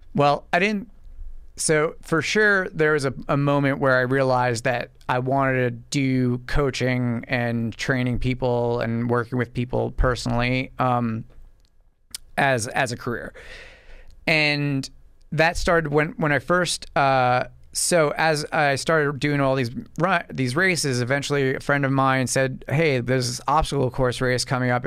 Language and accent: English; Medford, United States; I'm from Medford, right out east from here, and, uh, grew up out there